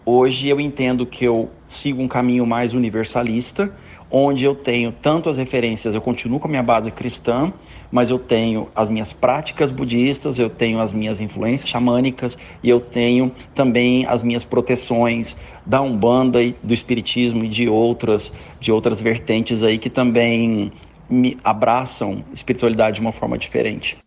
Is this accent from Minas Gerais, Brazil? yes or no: yes; Uberaba, Minas Gerais, Brazil; eu sou de Uberaba, terra de Chico Xavier. Então eu cresci com muita influência